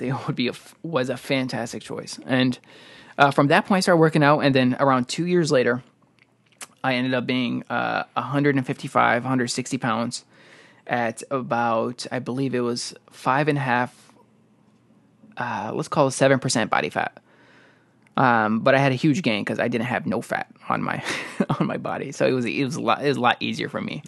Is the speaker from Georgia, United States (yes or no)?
no; Chicago, Illinois, United States; we're from Illinois, Chicago, uh, area.